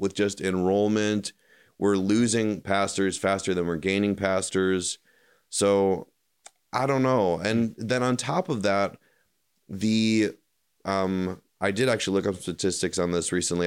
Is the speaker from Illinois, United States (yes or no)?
yes; Chicago suburbs, Illinois, United States; now in Kentucky, United States; I grew up in the Chicago suburbs